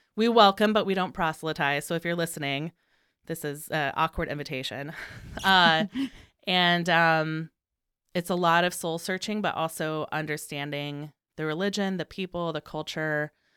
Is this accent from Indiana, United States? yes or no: yes; Indiana, United States; moved away as an adult; now in Chicago, United States; I grew up in Indiana. I moved to Chicago in two thousand two